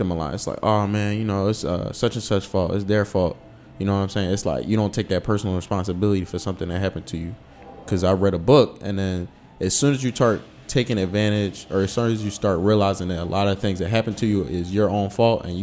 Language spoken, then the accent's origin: English; Philadelphia, Pennsylvania, United States; moved away as an adult; also born or lived in Washington, D.C.; I'm originally from Philadelphia